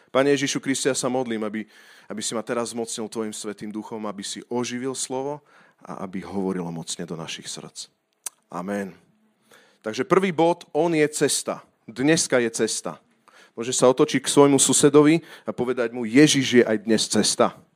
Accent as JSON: {"language": "Slovak", "country": "Slovakia", "said": "ja som hrdý Slovák"}